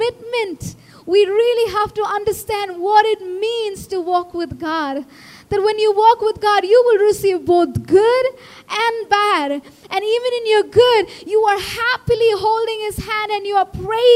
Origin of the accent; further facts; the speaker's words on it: India; As an Indian kid